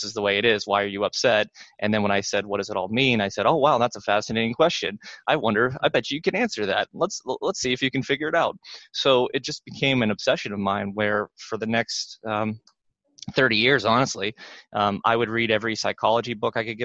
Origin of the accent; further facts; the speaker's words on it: Pittsburgh, Pennsylvania, United States; I grew up in Pittsburgh